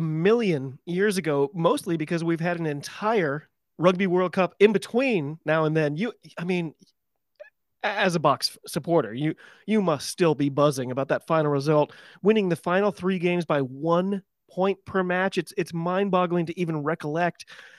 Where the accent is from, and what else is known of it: United States